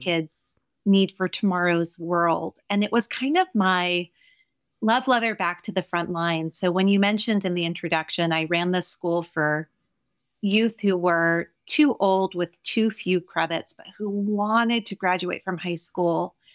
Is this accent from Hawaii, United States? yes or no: no; New Jersey, United States; I'm a dropout kid from Jersey